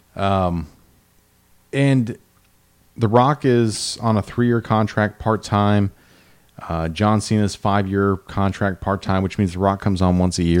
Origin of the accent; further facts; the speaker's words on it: Midwest, United States; I grew up in the Midwest